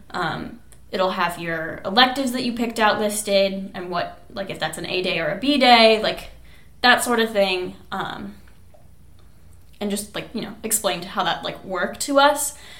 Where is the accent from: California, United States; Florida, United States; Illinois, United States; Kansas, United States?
Kansas, United States; I'm from Kansas